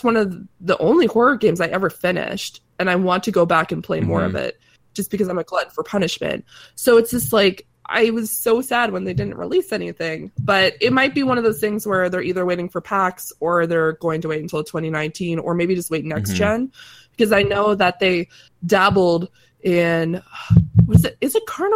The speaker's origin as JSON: {"language": "English", "region": "Atlantic Canada", "country": "Canada", "accent": "East Coast"}